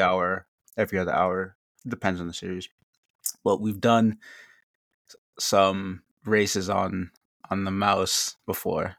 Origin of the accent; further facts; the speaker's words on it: Northeast, United States; I'm from the Northeast